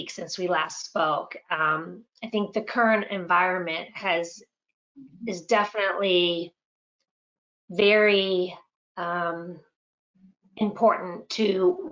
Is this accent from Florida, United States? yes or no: yes; Winter Park, Florida, United States; I grew up here in Winter Park, and I am the youngest of five